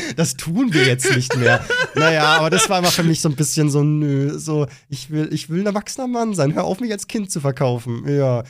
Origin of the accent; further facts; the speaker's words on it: Bavaria, Germany; gehe ich wieder zurück in mein wunderschönes Bayern und bin voll zufrieden wieder hier und bin dann in meiner Heimat mit meinen Leuten